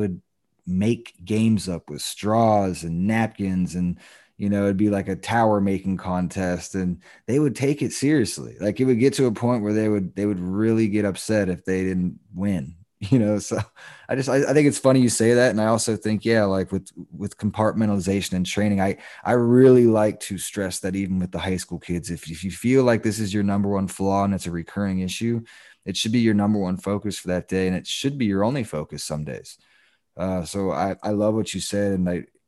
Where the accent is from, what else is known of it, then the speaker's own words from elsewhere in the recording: Daytona Beach, Florida, United States; We grew up in Daytona